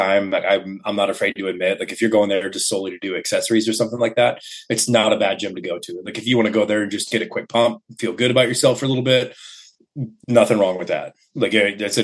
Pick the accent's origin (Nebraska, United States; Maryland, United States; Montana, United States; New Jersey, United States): Nebraska, United States; Omaha; I was born in Omaha. I've been living around Omaha pretty much my entire life. So nice little Midwest area.